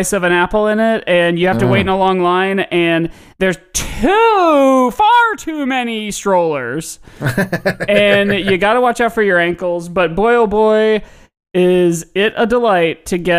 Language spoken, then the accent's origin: English; Indianapolis, Indiana, United States; now in Chicago, United States; my hometown, which was suburban Indianapolis